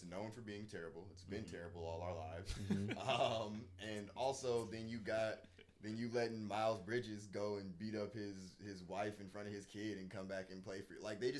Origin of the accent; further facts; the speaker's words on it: Detroit, Michigan, United States; I'm from Detroit.